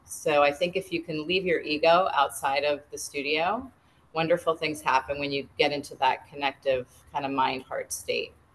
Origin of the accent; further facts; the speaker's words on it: New England, United States; moved away as an adult; now in Pennsylvania, United States; I grew up in New England